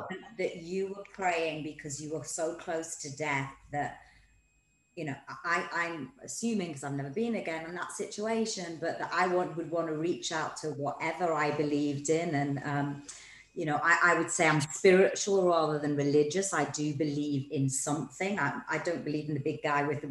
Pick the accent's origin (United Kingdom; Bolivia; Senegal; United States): United Kingdom; Newcastle, North East England; I'm from Newcastle